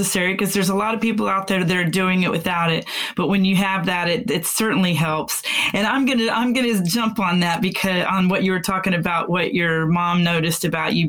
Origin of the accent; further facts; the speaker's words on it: Houston, Texas, United States; also born or lived in McKinney, Texas / Denton, Texas; I'm a Texan because I was born in Houston, moved away for a little while and came back